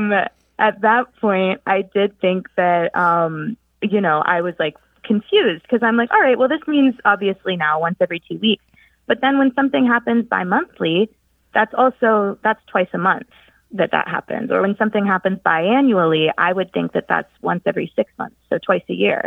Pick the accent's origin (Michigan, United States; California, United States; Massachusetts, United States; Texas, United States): Texas, United States; Dallas; moved away as an adult; now in Pittsburgh, United States; I'm calling from Pittsburgh, but I'm originally from Dallas, Texas